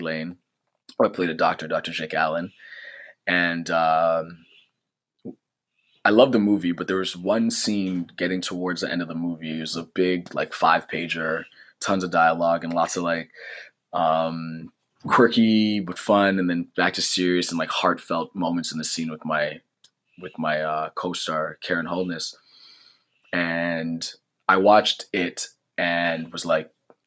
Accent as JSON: {"language": "English", "country": "Canada", "said": "as a Canadian"}